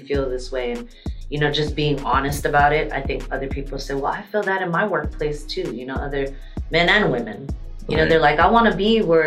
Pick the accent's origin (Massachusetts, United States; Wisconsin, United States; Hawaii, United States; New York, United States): Hawaii, United States; moved away as an adult; now in San Diego, United States; I grew up in Hawaii